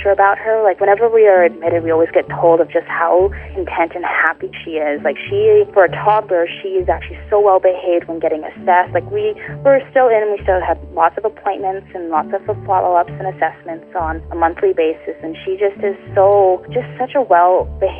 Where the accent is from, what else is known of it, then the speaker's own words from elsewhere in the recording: Canada; We're from Canada